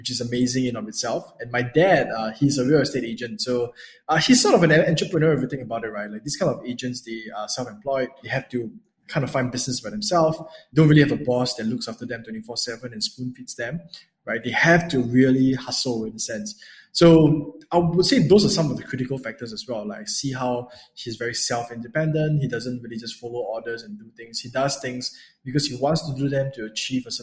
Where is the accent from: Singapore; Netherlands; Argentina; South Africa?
Singapore; So I'm from Singapore. So I was born and raised here